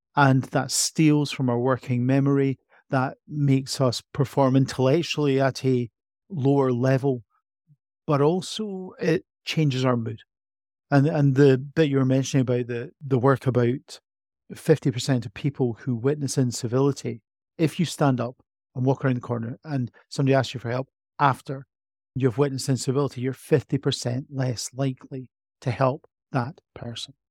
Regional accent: Edinburgh, Scotland, United Kingdom; I was born in Edinburgh, grew up in Edinburgh, feel like an Edinburgh person to my very core

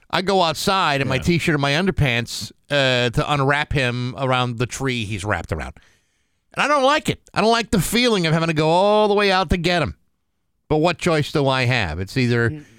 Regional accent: New England, United States; We're all from New England

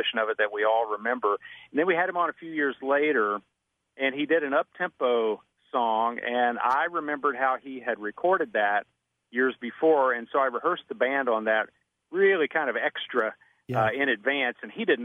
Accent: Kentucky, United States; I grew up in Kentucky

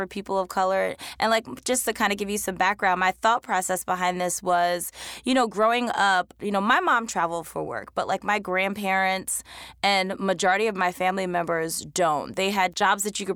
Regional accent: Philadelphia, Pennsylvania, United States; also born or lived in Washington, D.C.; I'm from Philly

